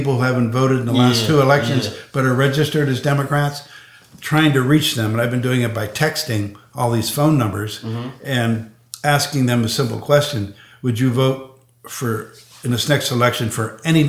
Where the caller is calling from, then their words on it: Arizona, United States; I'm calling from Arizona.